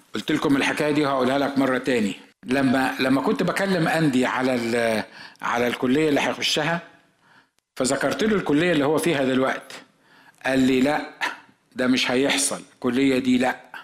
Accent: Egypt; احنا في مصر

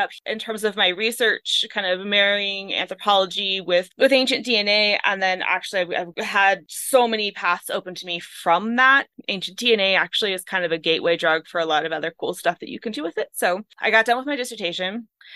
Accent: California, United States; now in Montana, United States; I'm from California originally, and we didn't have winter. So I moved up here

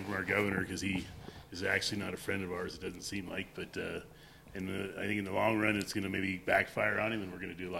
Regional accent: Oregon, United States; now in Keenesburg, Colorado, United States; I'm in Keensburg, Colorado. I grew up in Oregon, third generation.

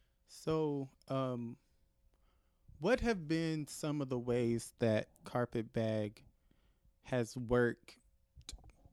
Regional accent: Knoxville, Tennessee, United States; growing up in Knoxville, Tennessee, going to a school in the county and not the city

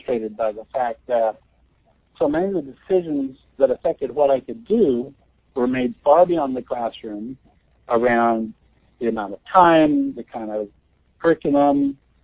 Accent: Nebraska, United States; I'm from Nebraska. I grew up on a farm

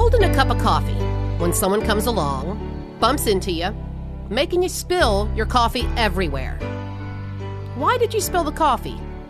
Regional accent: Louisiana, United States; I'm from Louisiana

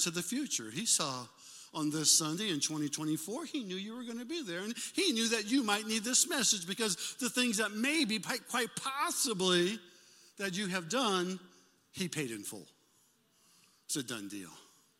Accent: Omaha, Nebraska, United States; Jane and I, we grew up in Omaha, Nebraska

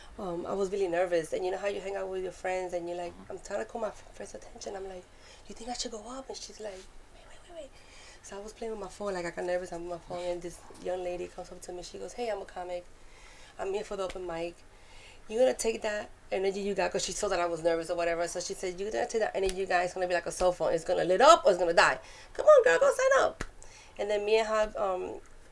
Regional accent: New York City, New York, United States; accent: Puerto Rican Bronx; moved away as an adult; now in Georgia, United States; I'm Puerto Rican, I'm from New York, so now I got the Puerto Rican Bronx accent

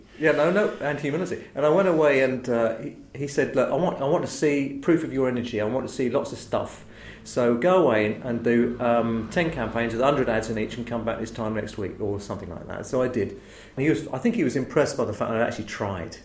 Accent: Chislehurst, London, United Kingdom; was brought up mostly in Chislehurst in Kent

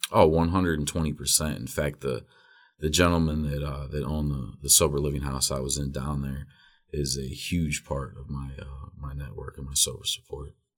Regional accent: Wadsworth, Ohio, United States; also born or lived in Akron; I was born in Akron, raised in Wadsworth.

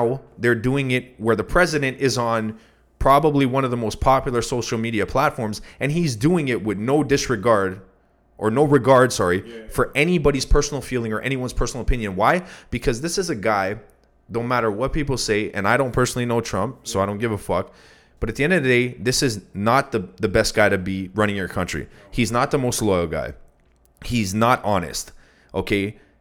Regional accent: Canada; I'm Canadian, born and bred

